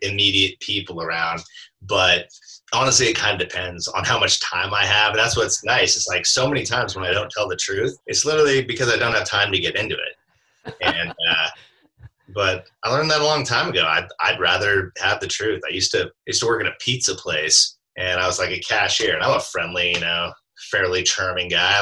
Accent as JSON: {"language": "English", "region": "Alaska", "country": "United States", "tie": "born or raised there", "said": "I grew up in Alaska"}